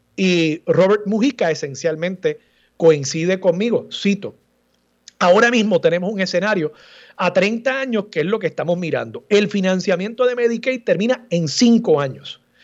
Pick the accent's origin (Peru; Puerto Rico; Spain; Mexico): Puerto Rico; todos los puertorriqueños caminando por las calles de esa ciudad murallada